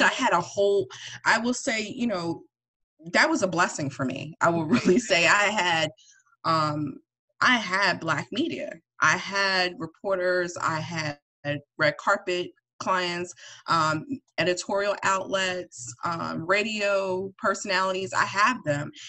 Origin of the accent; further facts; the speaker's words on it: East Orange, New Jersey, United States; also born or lived in Atlanta, Georgia / Willingboro, New Jersey / Woodbury, New Jersey; I'm originally from North Jersey. I'm from East Orange, but I moved to like Willingboro